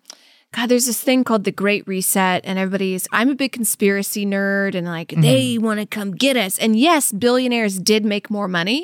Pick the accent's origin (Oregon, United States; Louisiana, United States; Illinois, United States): Louisiana, United States; I mean, it's kind of like, because I'm from Louisiana, I've had so many people be like, I'm going to make you gumbo.